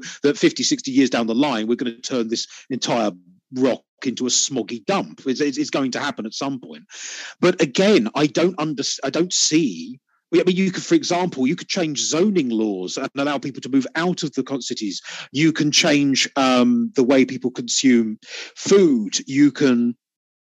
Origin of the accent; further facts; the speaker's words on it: United Kingdom; I'm British